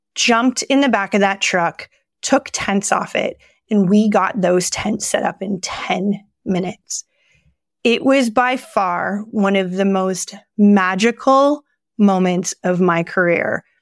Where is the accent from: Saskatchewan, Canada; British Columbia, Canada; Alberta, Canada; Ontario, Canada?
Ontario, Canada; Toronto; moved away as an adult; now in Blue Mountains, Canada; I was born and raised in the East End of Toronto.